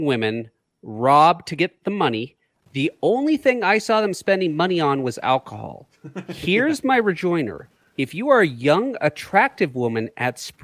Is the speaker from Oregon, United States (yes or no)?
yes; Oregon, United States; Living in Oregon